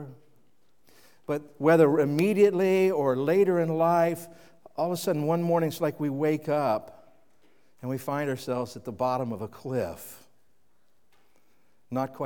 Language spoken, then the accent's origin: English; Kansas City, United States; now in New England, United States; When I grew up in Kansas City